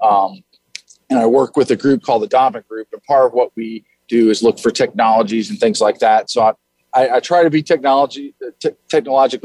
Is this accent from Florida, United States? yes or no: yes; Tampa, Florida, United States; I'm from Tampa, Florida, originally. Both my parents were school teachers here in Hillsborough County.